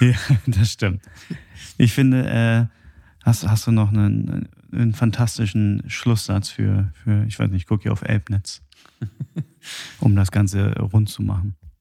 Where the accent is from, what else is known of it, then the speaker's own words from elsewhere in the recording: Germany; bei uns in Deutschland alles äh, so geregelt ist